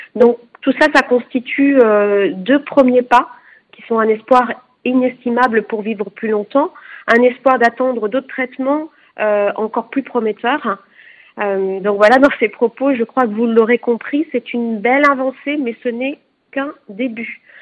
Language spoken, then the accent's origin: French; France; chez nous en France